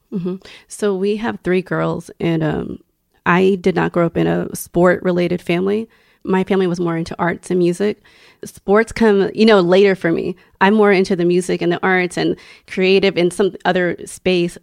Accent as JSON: {"language": "English", "town": "Houston", "region": "Texas", "country": "United States", "tie": "born or raised there", "said": "I grew up in Houston"}